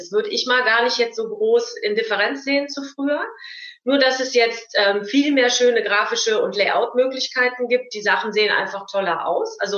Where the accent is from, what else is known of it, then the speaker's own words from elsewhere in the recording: Cologne, North Rhine-Westphalia, Germany; ich bin aus dem Kölner Raum